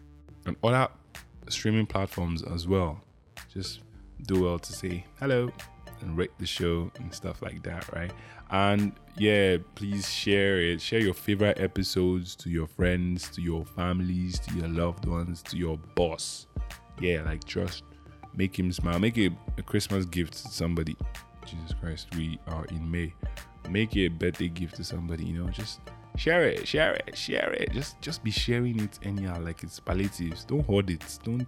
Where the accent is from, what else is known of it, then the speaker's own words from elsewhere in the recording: Imo, Nigeria; Yeah, I'm from Imo State. The land of the statues, I guess.